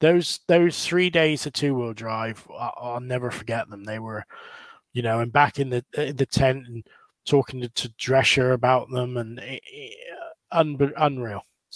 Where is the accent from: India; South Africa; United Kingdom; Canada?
United Kingdom; England; at EOS, they showed a lot of passion, but it was a little bit too much for me, being English and being a little bit like